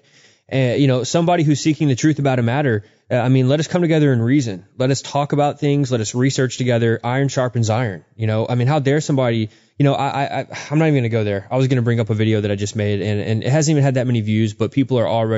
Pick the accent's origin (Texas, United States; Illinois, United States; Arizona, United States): Texas, United States; Houston; we grew up out in Houston